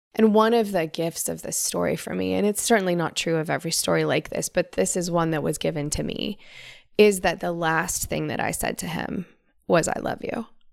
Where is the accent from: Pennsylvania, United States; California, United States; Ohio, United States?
California, United States; Northern; I grew up in Northern California